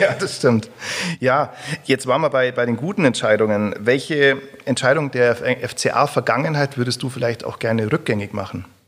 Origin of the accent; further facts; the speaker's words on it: Augsburg, Bavaria, Germany; Aus also Augsburg, dann musst du sagen, ja, ist bei München